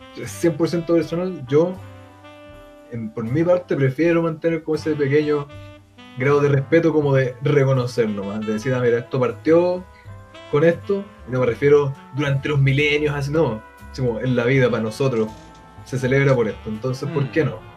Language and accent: Spanish; Chile; muy como chilena